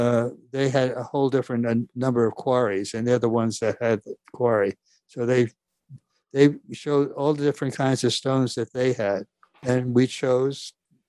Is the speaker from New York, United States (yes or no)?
yes; New York, United States; I was born and raised here in New York. We were far from a wealthy family. As a matter of fact, Dad worked hard. Mom was an immigrant. I'm second generation. It was a Norwegian family